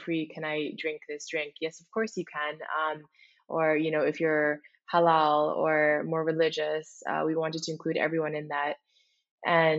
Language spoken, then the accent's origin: English; Singapore; moved away as an adult; also born or lived in Indonesia; now in United States; I'm originally Indonesian, but also spent a good amount of my life growing up in Singapore